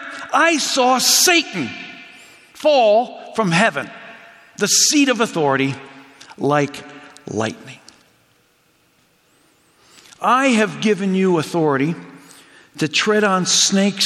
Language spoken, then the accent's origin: English; Hamilton, Ontario, Canada; now in Chicago, United States; they moved to Hamilton, Ontario, where I spent most of my childhood growing up in early high school